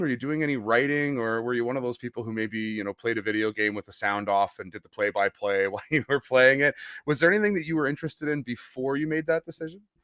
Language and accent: English; Western Canada, Canada; My my grade ten French mm-hmm. from from out west